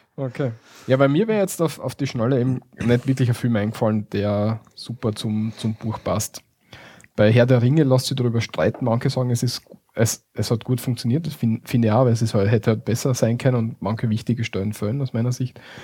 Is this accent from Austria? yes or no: yes; Austria; bei uns in Österreich